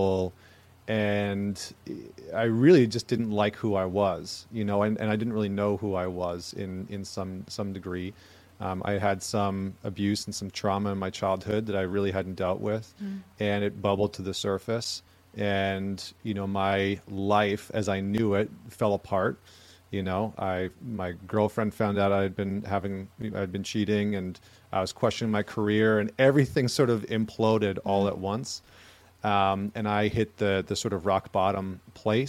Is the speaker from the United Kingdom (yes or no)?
no; Alberta, Canada; moved away; I grew up in Alberta, Canada, like Northern Canada